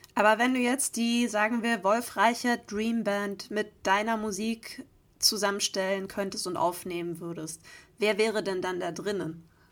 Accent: Geretsried, Bavaria, Germany; meiner Heimat, beziehungsweise tatsächlich sogar in dem Raum, in dem damals mein Abi bei war. Also ich spiele heute in Köln und morgen dann in Oberbayern im Ratsstubensaal Geretsried

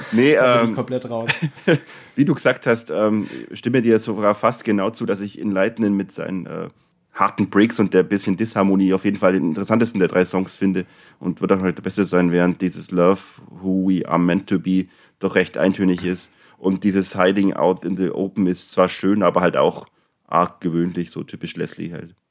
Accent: Neu-Ulm, Bavaria, Germany; ich bin ja auch aus Neu-Ulm

